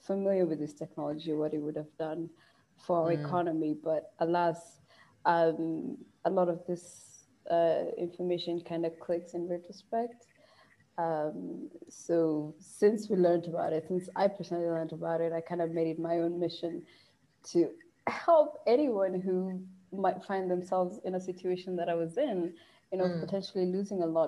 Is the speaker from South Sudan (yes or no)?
yes; South Sudan; moved away as an adult; now in Nairobi, Kenya; my home country, South Sudan